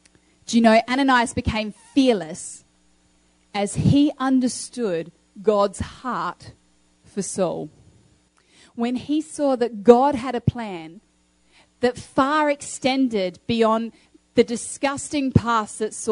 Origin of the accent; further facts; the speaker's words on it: Australia; moved away; also born or lived in Uganda / Kenya; You know, I grew up in Australia for a number of years, but then my family moved as missionaries over to Uganda and Kenya.